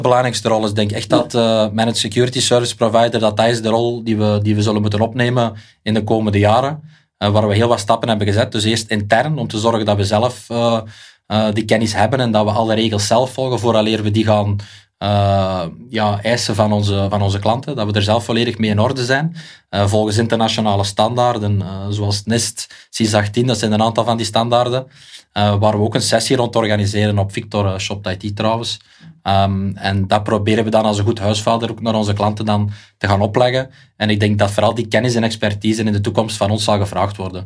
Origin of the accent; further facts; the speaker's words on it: Beveren, Flanders, Belgium; ik ben uit Beveren, dat ga je misschien horen aan de tongval